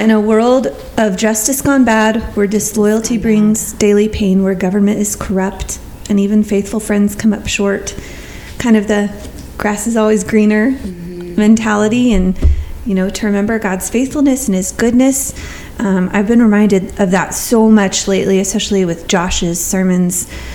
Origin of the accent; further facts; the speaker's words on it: Texas, United States; I'm from Texas